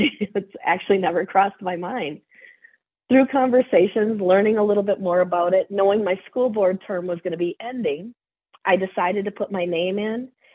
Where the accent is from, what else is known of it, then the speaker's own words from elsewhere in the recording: Cold Spring, Minnesota, United States; I am from Cold Spring